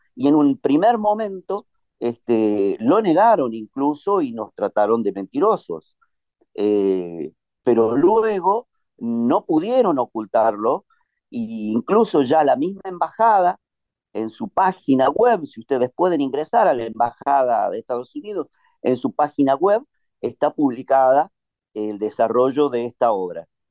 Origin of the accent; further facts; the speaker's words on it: Neuquén, Argentina; nuestra provincia